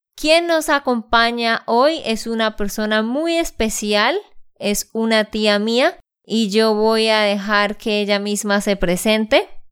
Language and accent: Spanish; Bucaramanga, Santander, Colombia; de Santander, Colombia